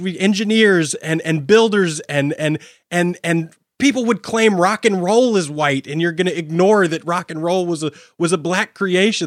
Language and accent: English; United States; I hold as an American